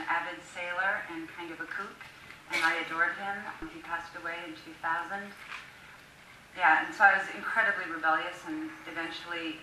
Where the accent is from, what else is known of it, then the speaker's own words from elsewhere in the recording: Newport Beach, California, United States; moved away as an adult; also born or lived in New York / Key West / Moulton; I'm from Newport Beach